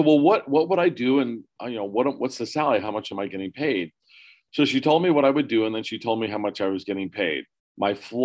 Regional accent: Pennsylvania, United States; moved away as an adult; also born or lived in California / Erie, Pennsylvania; I was born in California, raised in Pennsylvania. My parents divorced when I was 4, so we moved back to Pennsylvania.

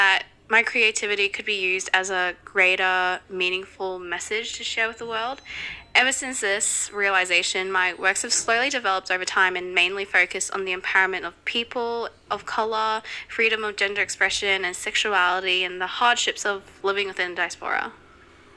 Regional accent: Philippines; now in Australia; I am a Filipina immigrant living in Australia

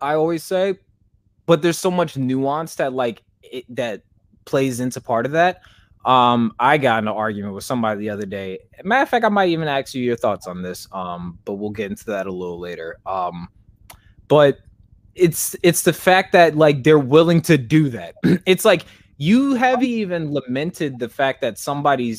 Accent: Kansas, United States; I'm from Kansas, but I grew up with Samoans

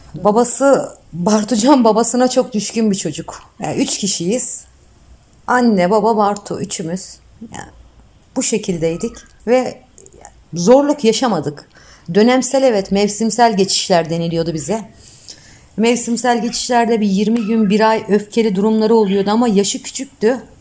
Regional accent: Bilecik Province, Turkey; ben 1976 Bilecik doğumluyum

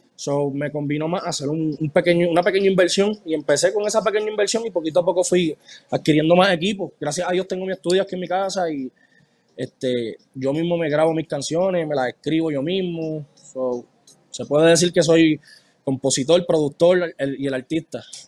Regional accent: Mayagüez, Puerto Rico; now in United States; Yo soy de Mayagüez y yo soy de los que va a las fiestas patronales

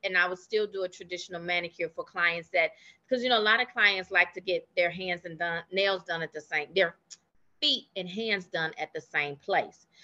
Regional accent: Chicago, Illinois, United States; moved away as an adult; now in McKinney, United States; I'm actually from Chicago, and that is actually where I started my nail care career

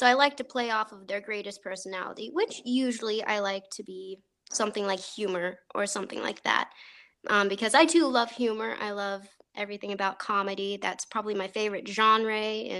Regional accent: near Eureka, Illinois, United States; near my hometown. It was in Eureka, Illinois. I don't know if anyone knows where that is. It's a small, itty-bitty little town.

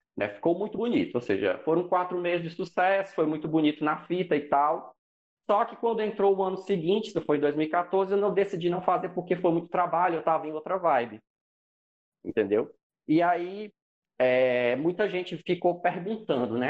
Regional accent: Fortaleza, Ceará, Brazil; sou de Fortaleza, né, e tal, aqui no, no Ceará

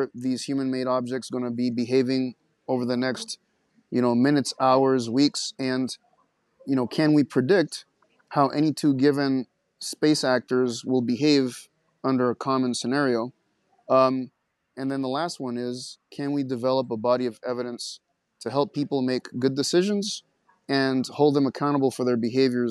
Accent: Caracas, Capital District, Venezuela; moved away; also born or lived in Montana; I grew up in Caracas, Venezuela, lots of city lights

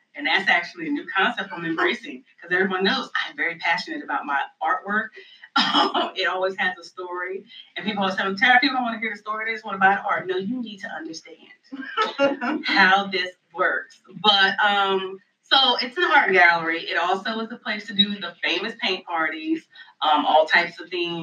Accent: New Jersey, United States; now in Raleigh, United States; And I'm originally from New Jersey. I have moved to Raleigh, North Carolina in 2005, so this is home as far as I'm concerned.

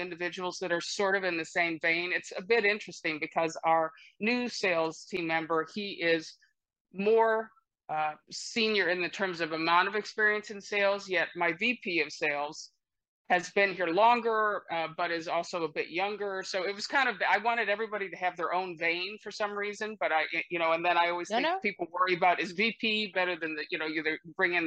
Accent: Midwest, United States; moved away as an adult; also born or lived in Columbus, Ohio; now in California, United States; I'm originally from the Midwest, so I'm, I guess one would call me a carpetbagger. I've been out here in California since college, but all of my family is back mostly in Ohio

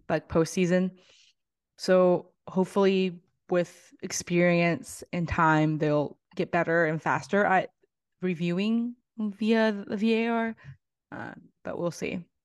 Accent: Tennessee, United States; coming from living, growing up in Tennessee

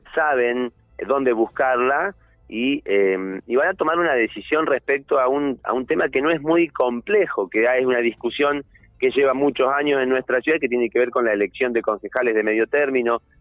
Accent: Neuquén, Argentina

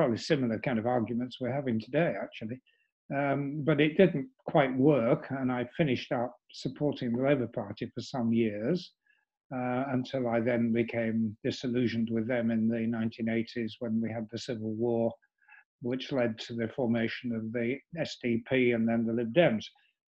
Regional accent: York, Yorkshire and the Humber, United Kingdom; moved away; I had stood in my hometown, which was York

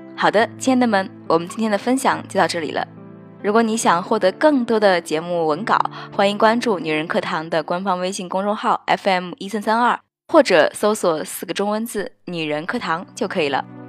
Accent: China; 我们中国人

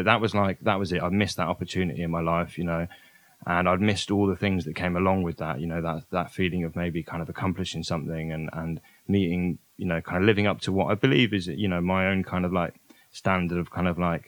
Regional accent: Oxfordshire, South East England, United Kingdom; also born or lived in Brighton; my hometown in Oxfordshire

